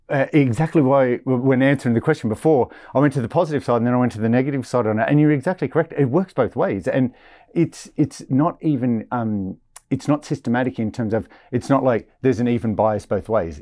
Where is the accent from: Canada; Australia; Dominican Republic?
Australia; I'm Australian